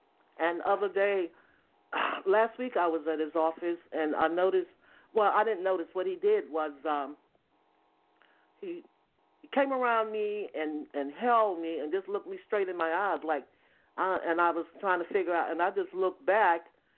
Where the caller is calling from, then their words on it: Georgia, United States; I'm calling from Georgia.